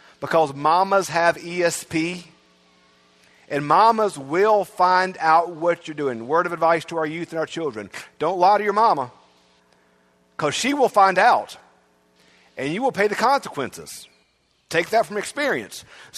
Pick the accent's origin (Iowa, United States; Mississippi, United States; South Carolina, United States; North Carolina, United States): Mississippi, United States; Bogue Chitto, near Brookhaven; I'm from Brookhaven. And if folks give me that look of recognition like, oh, I know Brookhaven, then I say, okay, well, I'm actually from Bogachitta.